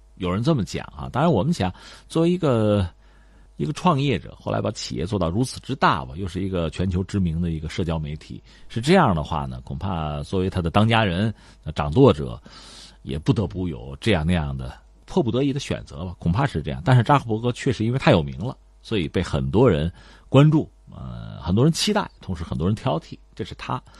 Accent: China; 包括我们中国人在内啊

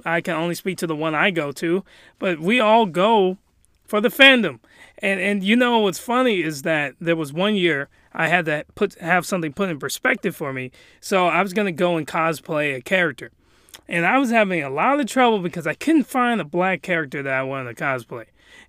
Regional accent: Japan; But let's just say I was raised in Japan.

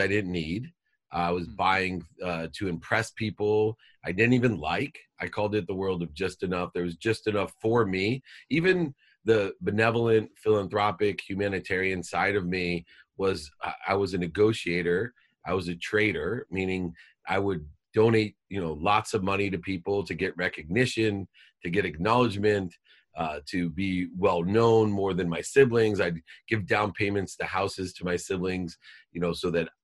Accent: San Diego, California, United States; also born or lived in Akron, Ohio; I moved from Akron, Ohio to San Diego

